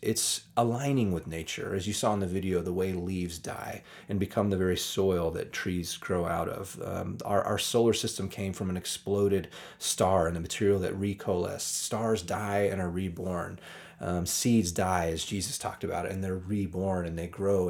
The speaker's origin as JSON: {"language": "English", "country": "United States", "tie": "born or raised there", "said": "growing up in American churches"}